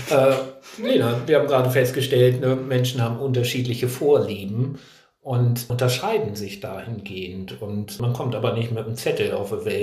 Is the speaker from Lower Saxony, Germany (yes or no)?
yes; Hanover, Lower Saxony, Germany; born there; Also vielleicht hört man es nicht, aber ich komme gebürtig aus Hannover, wo man bekanntlich das reinste Hochdeutsch sprechen soll.